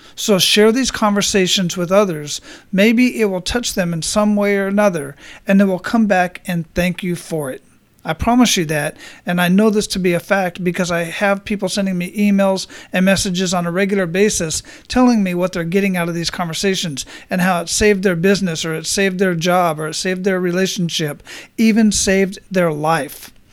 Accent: Phoenix, Arizona, United States; now in Florida, United States; I grew up in Phoenix

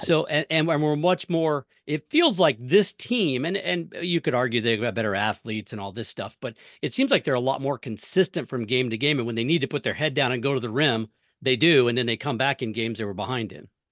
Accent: Missouri, United States; I grew up in Missouri

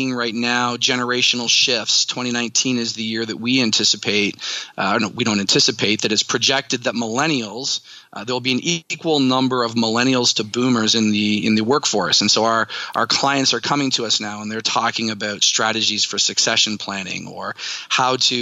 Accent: Canada; moved away as an adult; also born or lived in Pittsburgh, United States; now in United States; I am a Canadian, and I have spent most of my career living and working in the U.S.

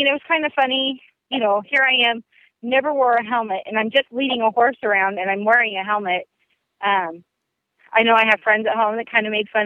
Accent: South Central Nebraska, United States; I grew up in South Central Nebraska, and basically in that area, people just don't wear helmets.

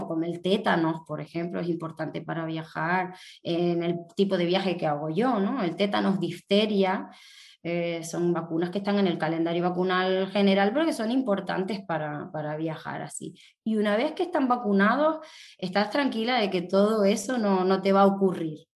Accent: Tenerife, Canary Islands, Spain; aquí en mi tierra, en Tenerife

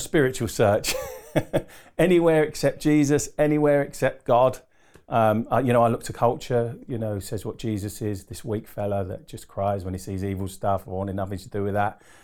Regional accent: Harlow, East of England, United Kingdom; also born or lived in Doncaster; I pretty much grew up in Essex. So I'm an Essex boy at heart

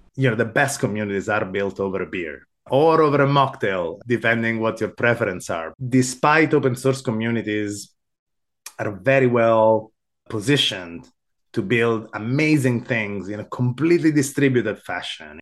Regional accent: Sicily, Italy; moved away as an adult; also born or lived in Rome, Italy / Amsterdam, Netherlands; now in United States; I was born in Italy. I grew up in Sicily, of all places

